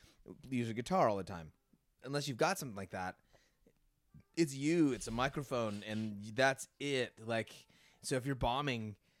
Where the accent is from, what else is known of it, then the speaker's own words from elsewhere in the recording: Concord, California, United States; also born or lived in Oakland; And grew up in a town called Concord, which is just east of Oakland. So Oakland is just across the water east from San Francisco, and Concord is just on the other side of the hill from Oakland.